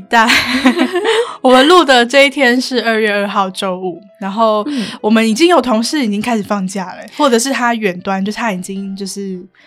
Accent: Kaohsiung, Taiwan; moved away; 回高雄就是那个心情真的是会放松很多

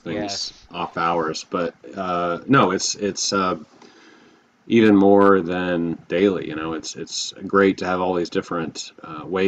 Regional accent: Texas, United States; also born or lived in Hilton Head Bluffton area, South Carolina; now in Bluffton, United States; I grew up in Texas. I currently live in the Hilton Head Bluffton area of South Carolina

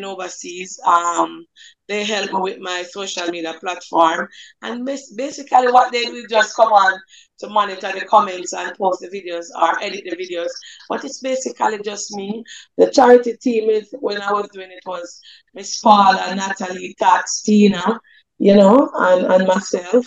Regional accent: Jamaica; also born or lived in Red Hills, St. Andrew, Jamaica; I grew up in St. Andrew, St. Catherine. That's in Above Rocks

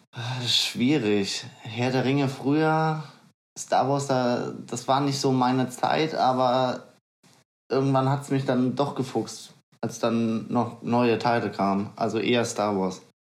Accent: Bad Homburg, Hesse, Germany; also born or lived in Gonsenheim; ich bin ja schon in Bad Homburg aufgewachsen, ähm, eher Richtung Kirdorf, hat aber zur Stadtmitte gehört

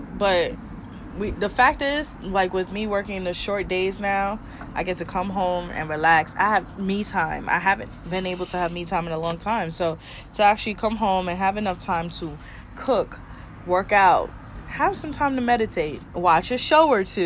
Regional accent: New York, United States; moved away as an adult; now in Florida, United States; I am from New York. Mm-hmm. We are both from New York.

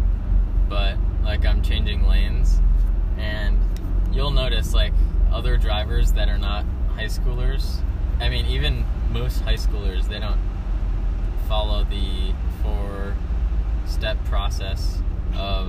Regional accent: Geneva, United States; also born or lived in Thornwood; I was born in Geneva.

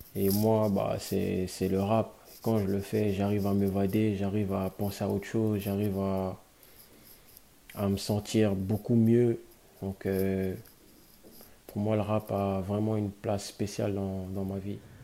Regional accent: Guinea; now in Brussels, Belgium; j'ai grandi en Guinée, je suis né, j'ai grandi en Guinée. Et je vis à Bruxelles, en Belgique

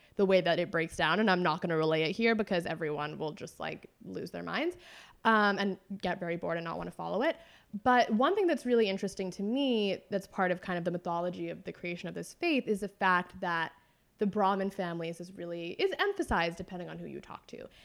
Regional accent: Northern California, United States; When I was growing up in Northern California, the only connections I had to the Sarah Malabar faith were relatives

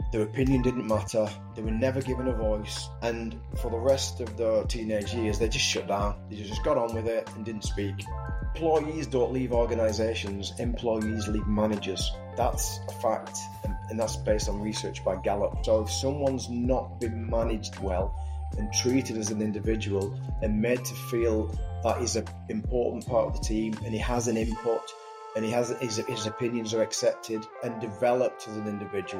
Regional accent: Wigan, North West England, United Kingdom; I grew up in Wigan with a rugby ball in my mouth and, you know, bred into the world of rugby league and living in a town like Wigan

